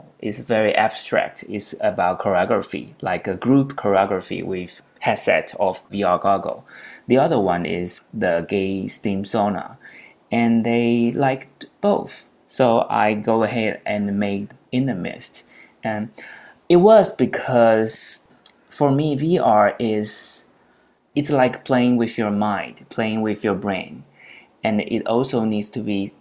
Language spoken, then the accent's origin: English; Taipei, Taiwan; I'm from Taiwan, Taipei, where I'm based now